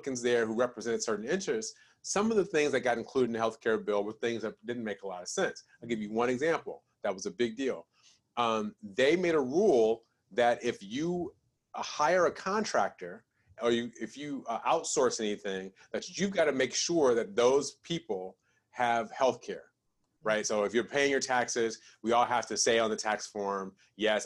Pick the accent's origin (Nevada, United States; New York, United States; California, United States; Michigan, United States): Michigan, United States; Detroit; I grew up in Detroit